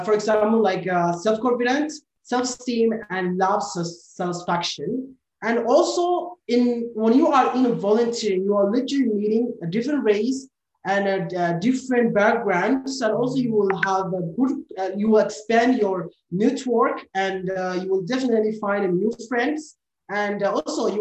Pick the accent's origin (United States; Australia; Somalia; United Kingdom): Somalia; now in Malaysia; I am from Somalia